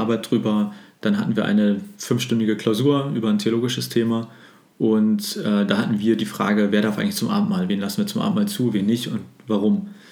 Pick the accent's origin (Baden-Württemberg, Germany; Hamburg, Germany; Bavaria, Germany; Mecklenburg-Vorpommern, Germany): Hamburg, Germany; also born or lived in Greifswald / Berlin; Und ich bin gebürtiger Hamburger und bin froh, auch jetzt in Hamburg gelandet äh, zu sein.